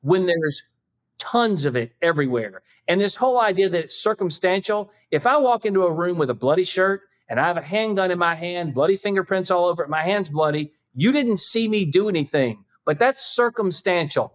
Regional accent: South Carolina, United States; I'm from South Carolina

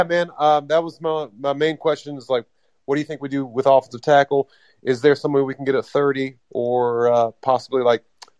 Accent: North Carolina, United States; I'm actually from North Carolina, no attachments to Buffalo.

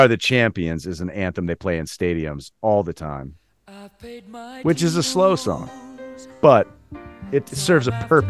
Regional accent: Fort Wayne, Indiana, United States; I grew up in Fort Wayne, Indiana, as you know

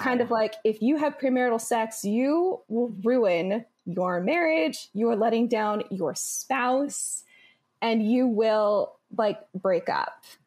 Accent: Midwest, United States; I grew up in the Midwest

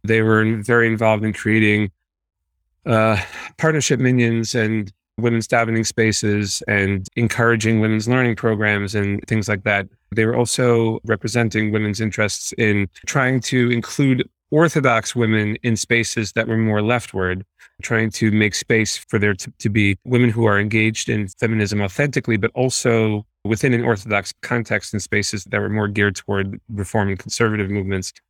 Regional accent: New York City, New York, United States; I grew up in Borough Park.

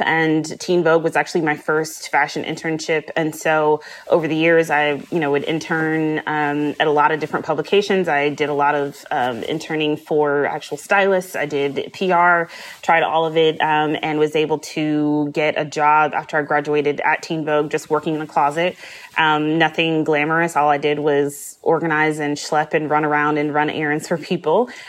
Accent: Midwest, United States; I grew up in the Midwest

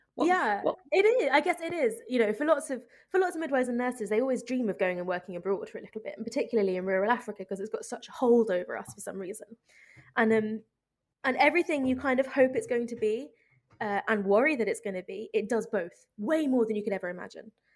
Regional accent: United Kingdom; moved away as an adult; now in Ethiopia; as a British midwife

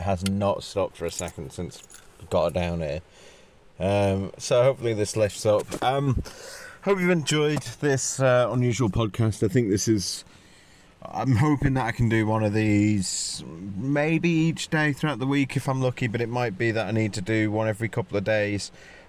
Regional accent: North West England, United Kingdom; I'm from the Northwest, right? So pastry is my cultural heritage, and frankly, I find it a little bit irritating that the Cornish are muscling in trying to pretend like they invented pastry. I'm from the land of pies, right? Well, I'm not from Wigan, but close enough.

